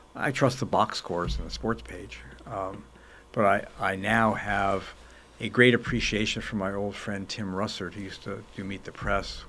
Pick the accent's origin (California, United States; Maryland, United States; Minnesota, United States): California, United States; Los Angeles; also born or lived in New York; I was born in New York. My parents moved to Los Angeles when I was five